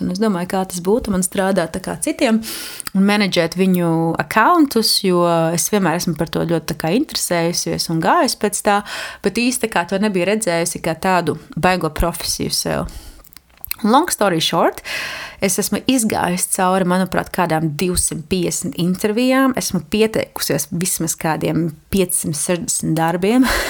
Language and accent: Latvian; Jēkabpils, Latvia; moved away; manu dzimto pilsētu, Jākapili